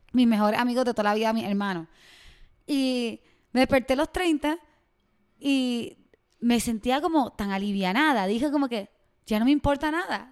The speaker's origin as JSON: {"language": "Spanish", "country": "Puerto Rico", "also_born_or_lived": "Miami", "accent": "Puerto Rican", "moved": "yes", "lives_now": "Mexico", "said": "soy de Puerto Rico y llevo dos años viviendo en México. Antes de vivir en México viví en Miami"}